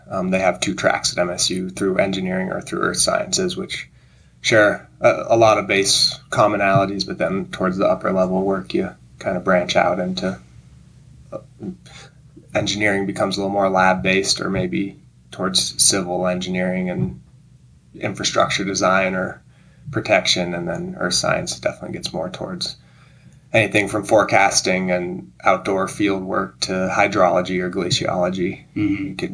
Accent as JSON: {"language": "English", "town": "Gold Hill", "region": "Colorado", "country": "United States", "tie": "born or raised there", "also_born_or_lived": "Montana", "moved": "yes", "said": "Yeah, well, I grew up in Colorado on the Front Range uh, in a little town called Gold Hill, just outside of Boulder."}